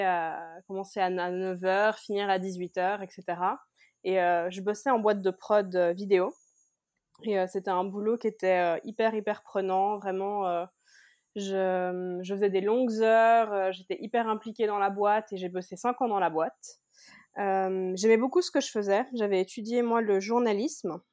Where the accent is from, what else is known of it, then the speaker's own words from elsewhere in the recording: Geneva, Switzerland; moved away as an adult; now in Cali, Colombia; je viens de Genève en Suisse, j'ai 31 ans et je vis actuellement à Cali en Colombie.